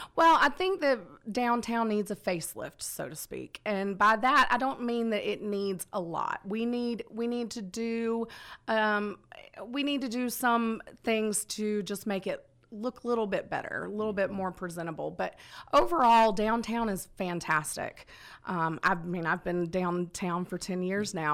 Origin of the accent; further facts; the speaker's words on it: Conyers, Georgia, United States; also born or lived in Marietta, Georgia / Dallas, Georgia; now in Villa Rica, United States; I'm a Georgia girl, born and raised. Uh, I was born in Marietta, grew up out in Conyers